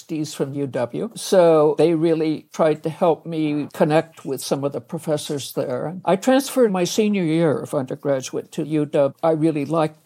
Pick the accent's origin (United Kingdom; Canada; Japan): Canada; now in United States; I was born in Canada